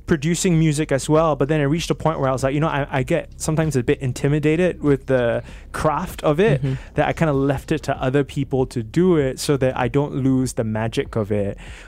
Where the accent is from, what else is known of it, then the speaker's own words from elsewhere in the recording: Singapore; like I'm a Singaporean musician first, I really respect that.